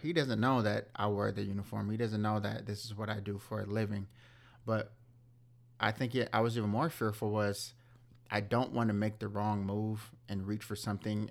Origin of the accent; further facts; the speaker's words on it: Southern California, United States; growing up in Southern California